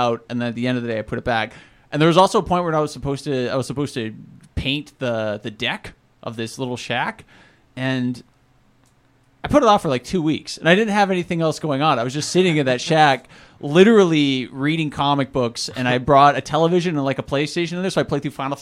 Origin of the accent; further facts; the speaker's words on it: Fairview, Alberta, Canada; moved away; Fairview is my hometown. I grew up in Fairview. It's a town of like 3,000 people in just nowhere. It's just way up in northern Alberta.